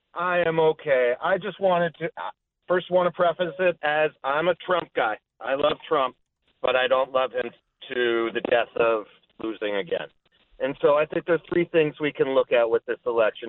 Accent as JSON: {"language": "English", "town": "Los Angeles", "region": "California", "country": "United States", "moved": "yes", "said": "I'm originally from Los Angeles"}